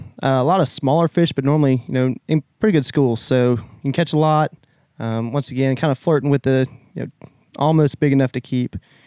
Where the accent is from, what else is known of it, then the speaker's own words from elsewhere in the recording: South Walton / 30A area, Florida, United States; I'm from here, born and raised.